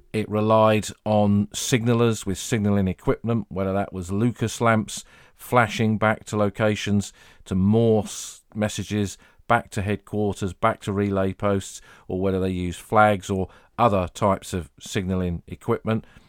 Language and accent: English; Sussex, South East England, United Kingdom; moved away as an adult; also born or lived in Somme, France; my time growing up in Sussex